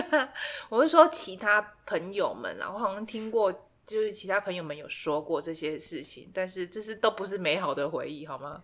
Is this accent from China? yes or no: no; Taiwan